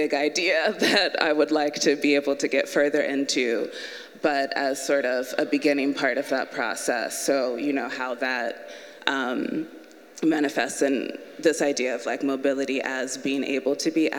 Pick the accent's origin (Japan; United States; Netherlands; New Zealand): United States; the South; the fact that my mother is from Liberia, my father is from Kenya, and I was born and raised moving around in the South, influences the way that I think about space in my work